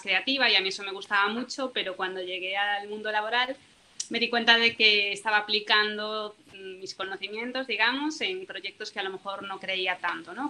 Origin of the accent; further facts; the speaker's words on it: Galicia, Spain; soy de Galicia